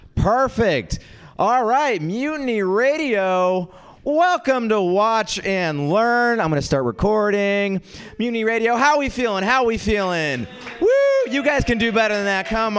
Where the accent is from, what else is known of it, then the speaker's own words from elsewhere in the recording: India; So I am an Indian comic, but don't be alarmed.